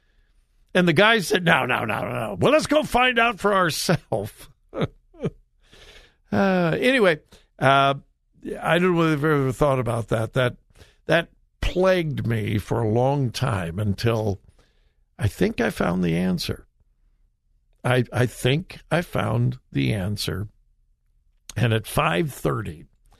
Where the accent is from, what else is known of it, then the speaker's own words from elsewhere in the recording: Southern California, United States; moved away as an adult; now in Columbus, Ohio, United States; I grew up in Southern California